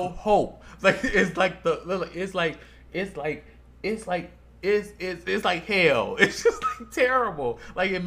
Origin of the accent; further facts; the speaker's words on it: Chicago, Illinois, United States; now in Las Vegas, United States; I ain't from no prairie, bitch. I'm from Chicago